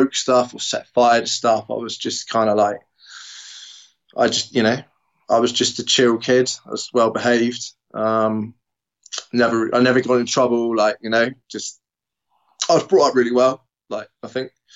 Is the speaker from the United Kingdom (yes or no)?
yes; Bradninch, South West England, United Kingdom; born and bred Devon boy